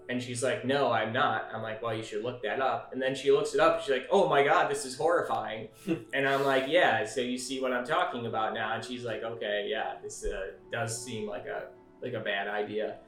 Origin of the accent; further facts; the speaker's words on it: Michigan, United States; my home state of Michigan